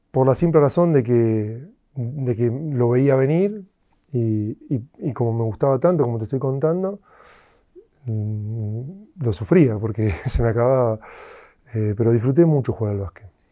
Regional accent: Argentina; moved away; estaba creciendo en Argentina

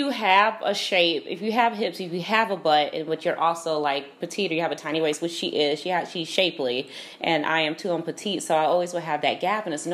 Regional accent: Chicago, Illinois, United States; now in Los Angeles, United States; from Chicago, so I'm always promoting the Midwest. We're the people in LA that are normal

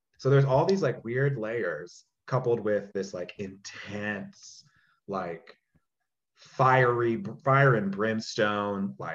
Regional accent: Charlotte, North Carolina, United States; that's the space that I grew up in at this church in Charlotte. So I'm from Charlotte, North Carolina

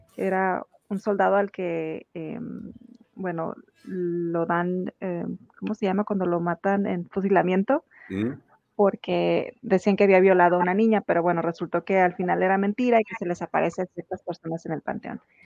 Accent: Tijuana, Baja California, Mexico; todas las personas que somos originarias de Tijuana

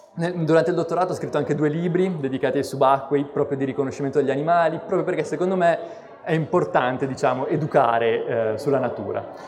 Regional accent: Bologna, Emilia-Romagna, Italy; now in Genoa, Italy; Sono di Bologna, quindi in realtà sono nato lontano dal mare e la mia passione per gli animali si è svolta quindi soprattutto nelle campagne intorno a Bologna, nei boschi

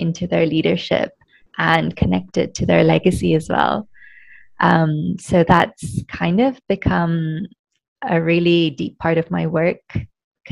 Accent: Kenya; I'm Kenyan Indian, so my family is Indian, but we've been in Kenya for 4 generations, so I'm not seen as quite Kenyan. But when I'm in India, I'm also, it's very obvious that, yes, I didn't grow up there.

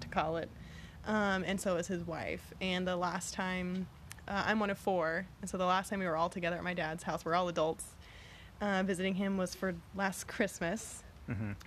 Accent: Galveston, Texas, United States; also born or lived in San Antonio, Texas; now in Houston, United States; I grew up in Galveston, Texas

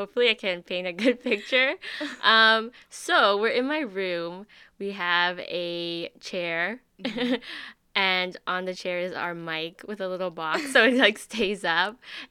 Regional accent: Vancouver, British Columbia, Canada; Background, I'm Vietnamese. I was born here in Canada, Vancouver, BC. Yes. City gal, born and raised. Age, well, we're the same age

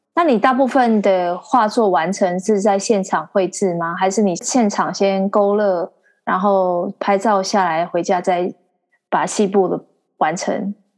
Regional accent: Xihu, Changhua County, Taiwan; 我的老家西湖，然后还有附近的浦岩啊、浦新啊这些地方

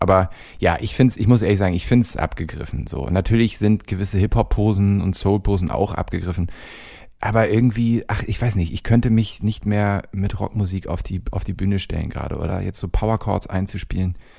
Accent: Hamburg, Germany; born or raised there; moved away as an adult; now in Cologne, Germany

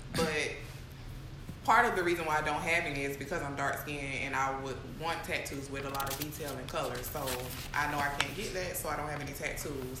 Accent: Jacksonville, United States; I'm from Jacksonville

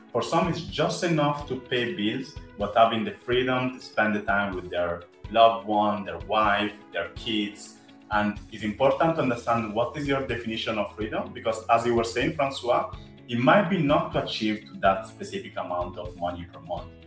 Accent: Italy; accent: Italian; English is a second language; I'm Afro Italian, as you might say from my accent

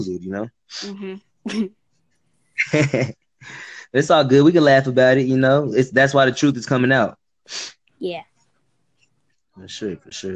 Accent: Texas, United States; also born or lived in Dallas, Texas; I'm from Texas, man. I'm in Dallas, Texas.

